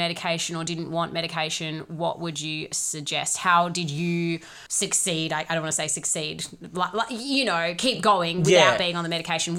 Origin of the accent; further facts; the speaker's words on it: Doubleview, Western Australia, Australia; You and I grew up in Double View.